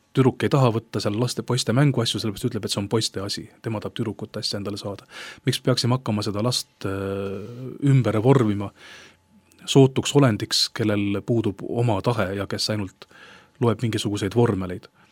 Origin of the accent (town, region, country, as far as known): Estonia